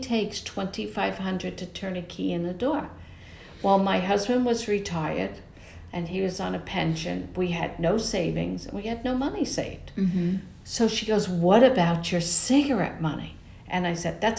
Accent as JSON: {"language": "English", "region": "New York", "country": "United States", "moved": "as an adult", "lives_now": "Tampa Bay Area, United States", "said": "I'm from New York"}